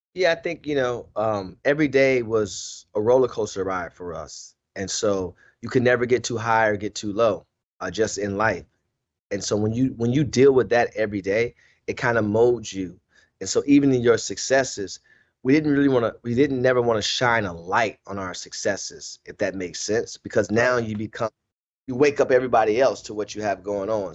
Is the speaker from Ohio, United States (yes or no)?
yes; Cleveland, Ohio, United States; I wasn't from Akron. I'm from Cleveland